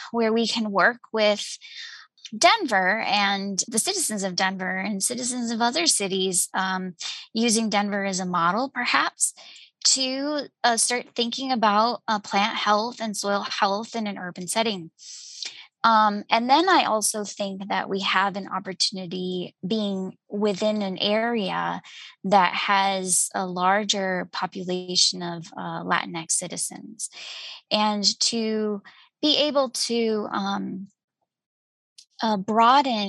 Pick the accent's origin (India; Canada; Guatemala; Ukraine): Guatemala; moved away as an adult; I'm originally from Guatemala, and I grew up in a city